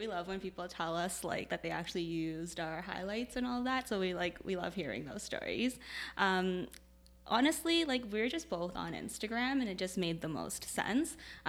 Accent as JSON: {"language": "English", "town": "Toronto", "region": "Ontario", "country": "Canada", "tie": "born or raised there", "also_born_or_lived": "Kitchener-Waterloo", "moved": "as an adult", "lives_now": "Kitchener, Canada", "said": "I grew up in Toronto, so I moved here when I started university."}